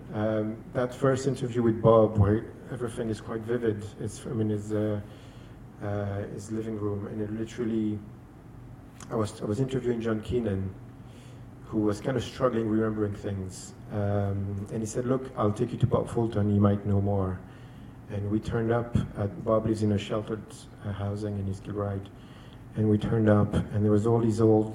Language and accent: English; Chile; moved away; I'm from Chile.